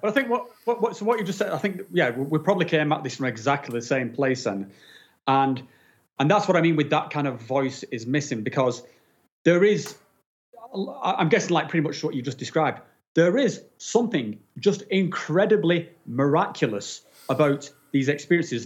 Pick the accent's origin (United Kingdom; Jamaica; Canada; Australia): United Kingdom; England; now in Switzerland; I'm not actually from Switzerland. I'm from from England, but I, I, live in Switzerland at the moment